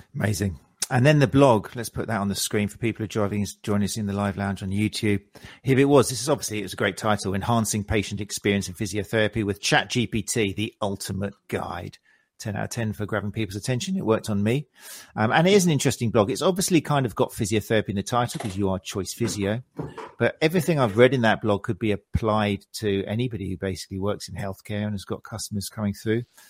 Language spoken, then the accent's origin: English; South Coast, South East England, United Kingdom; I'm from South Coast. I know Lancing, Worthing, Brighton.